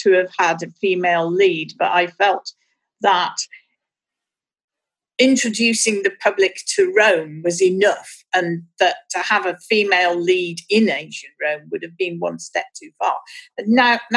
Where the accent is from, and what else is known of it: Birmingham, West Midlands, United Kingdom; born or raised there